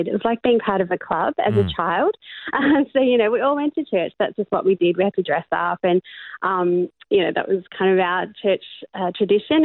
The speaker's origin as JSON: {"language": "English", "country": "Australia", "tie": "born or raised there", "also_born_or_lived": "Cape Town, South Africa / Melbourne, Australia"}